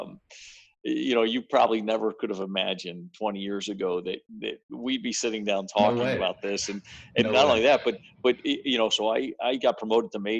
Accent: suburb of New York City in Connecticut, United States; now in St. Louis, United States; I grew up in the New York City area, just in a suburb outside of Manhattan in Connecticut

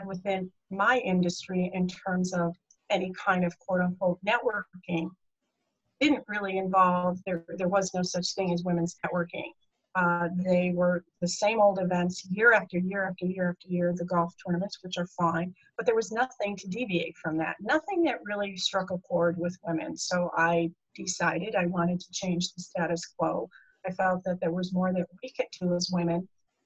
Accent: New Jersey, United States; moved away; also born or lived in California; I am from New Jersey originally, my roots.

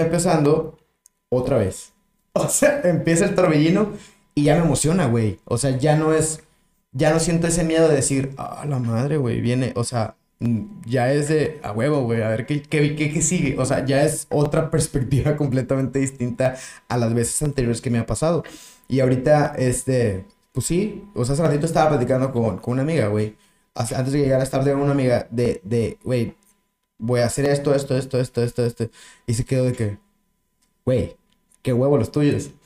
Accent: Mexico; soy mexicano

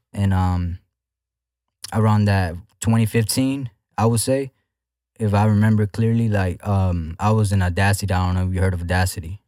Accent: Houston, Texas, United States; I'm from Houston, Texas. Uh, I'm from the north side, to be exact.

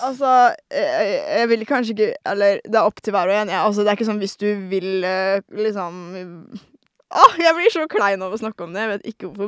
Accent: Norway; jeg er en norsk jente

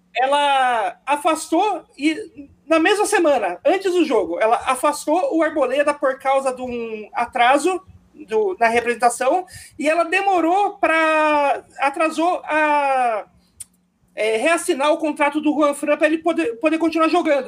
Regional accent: São José dos Campos, São Paulo, Brazil; moved away; eu também eu vim de São José dos Campos

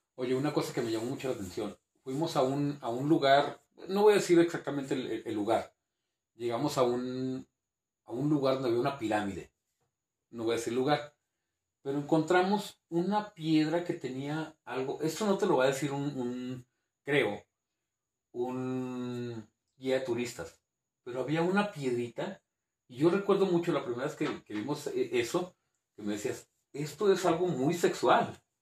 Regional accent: Zacatecas, Mexico; also born or lived in Durango, Durango; Yo sí nací en, en Durango, Durango Capital, pero cuando yo encuentro mi despertar como el adolescente y así, fue Zacatecas

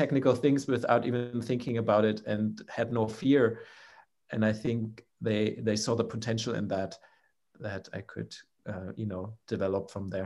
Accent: Germany; the company in my hometown

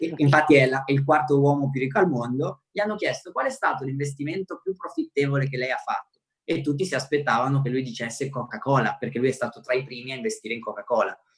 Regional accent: Romania; first language Romanian; Italian is a second language; now in Italy; sono nato in Romania, e anche se sono rumeno, anche se magari parliamo la stessa lingua natale

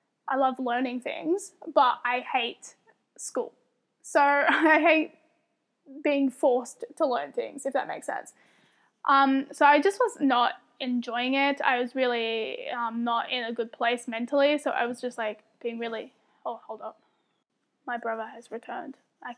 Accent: Australia; I'm talking from Australia viewpoint

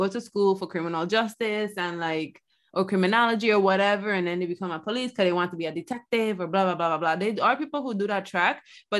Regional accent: United States; yeah, I am happy we're American.

